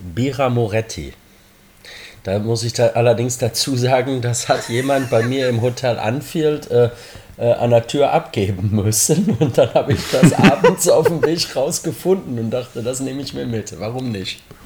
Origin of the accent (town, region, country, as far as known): Germany; born or raised there; moved away as an adult; now in Liverpool, United Kingdom